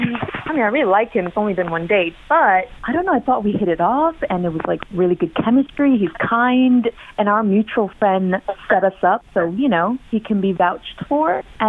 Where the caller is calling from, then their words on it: Beaver Creek, Ohio, United States; I'm in Beaver Creek.